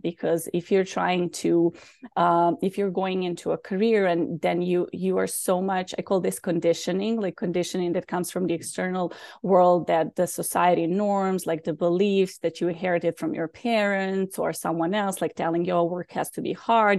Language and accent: English; Belgrade, Serbia; moved away; also born or lived in Bosnia; I was born in Bosnia, so there was a war, and then we moved to Serbia